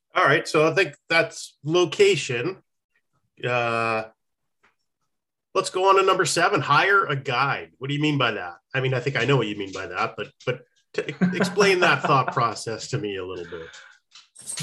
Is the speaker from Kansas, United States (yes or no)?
no; New Hampshire, United States; growing up in New Hampshire, there was this little teeny stream